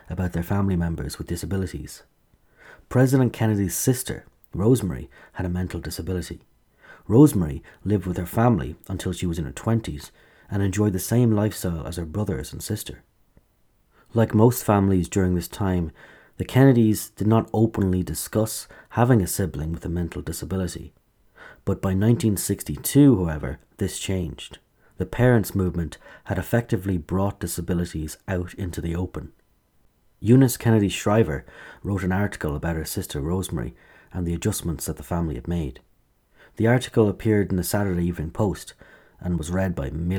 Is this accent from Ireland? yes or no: yes; Kilkenny, Leinster, Ireland; my hometown, Kilkenny, hosted the German delegation